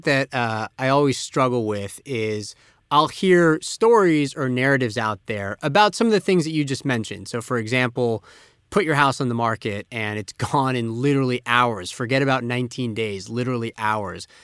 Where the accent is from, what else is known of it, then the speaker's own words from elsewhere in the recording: Tampa, Florida, United States; moved away; my hometown of Tampa, Florida